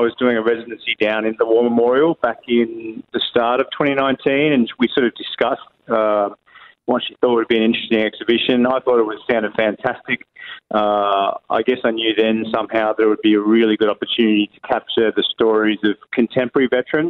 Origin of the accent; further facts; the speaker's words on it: Tasmania, Australia; I'm from Tasmania.